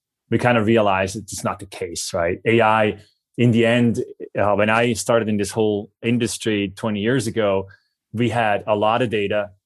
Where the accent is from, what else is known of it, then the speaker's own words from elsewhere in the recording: Switzerland; accent: Swiss; my Swiss accent